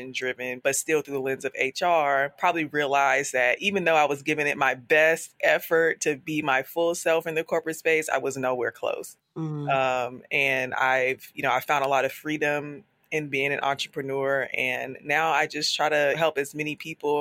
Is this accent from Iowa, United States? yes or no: no; Charlotte, North Carolina, United States; now in Brooklyn, United States; I'm originally from Charlotte, North Carolina. I currently live in Brooklyn, New York.